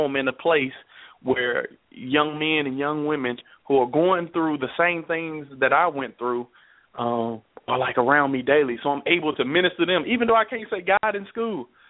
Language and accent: English; Nashville, Tennessee, United States; also born or lived in Dallas, Texas; we grew up in Southside Nashville.